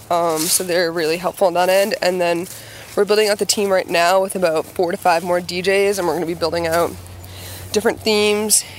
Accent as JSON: {"language": "English", "town": "Billerica", "region": "Massachusetts", "country": "United States", "said": "I'm from Billerica"}